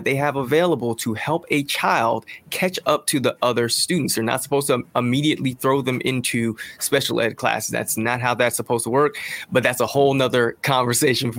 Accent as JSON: {"language": "English", "town": "Jersey City", "region": "New Jersey", "country": "United States", "tie": "born or raised there", "said": "I'm originally from Jersey City"}